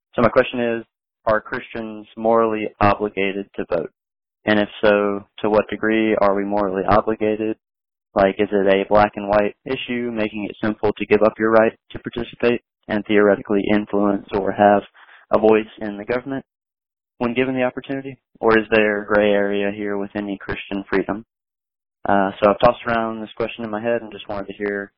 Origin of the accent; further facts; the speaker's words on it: Virginia, United States; moved away as an adult; now in Hawaii, United States; I'm originally from Virginia.